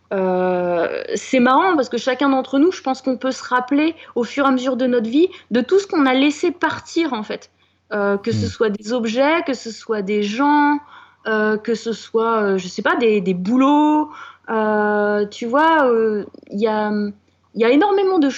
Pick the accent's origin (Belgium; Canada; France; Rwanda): France; on est français après euh, tout.